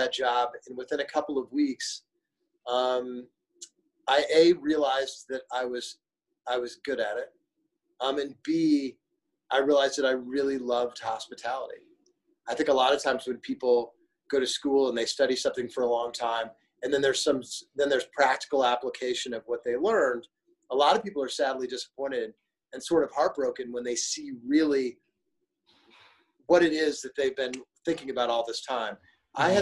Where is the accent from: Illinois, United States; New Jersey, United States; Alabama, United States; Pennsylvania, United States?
Illinois, United States; Springfield; moved away; also born or lived in Flint, Michigan / Chicago; I grew up in Springfield, Illinois